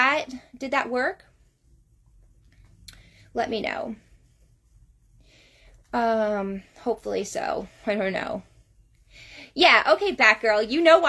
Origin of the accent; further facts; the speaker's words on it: Georgia, United States; I'm from North Georgia area.